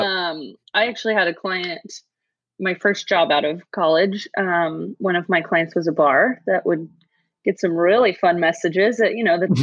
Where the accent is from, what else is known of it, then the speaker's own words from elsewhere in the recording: Sacramento, California, United States; also born or lived in Danville, California / Bay Area; I was born in the Bay Area, and then my family moved to the suburbs outside of Sac when I was seven. Seven, yeah, and uh, was raised in the burbs